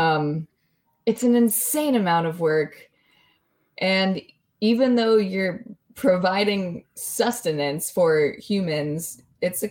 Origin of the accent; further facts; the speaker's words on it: California, United States; moved away as an adult; I'm in this hugely rural area, yes, but I'm from California, so everyone expects me to be a certain way